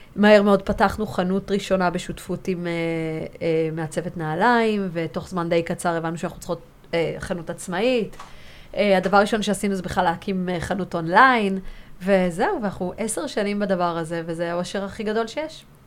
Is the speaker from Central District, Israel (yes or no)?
no; Tel Aviv, Tel Aviv District, Israel; גם ורד וגם אני נולדנו כאן בתל אביב, וכאילו זה היה באמת הבסיס שלנו